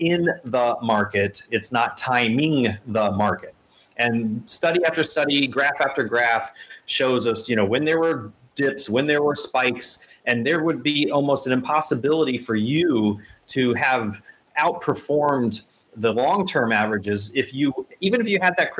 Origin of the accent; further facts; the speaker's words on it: Indianapolis, Indiana, United States; I was born in Indianapolis